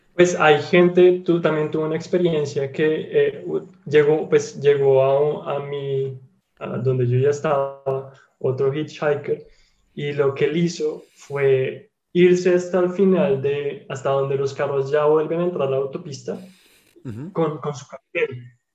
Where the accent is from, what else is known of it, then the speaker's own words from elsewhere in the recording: Colombia; now in Germany; yo soy de Colombia